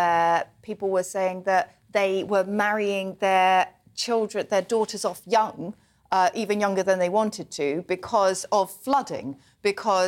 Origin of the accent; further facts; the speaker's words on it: the Southwest, South West England, United Kingdom; I am from the Southwest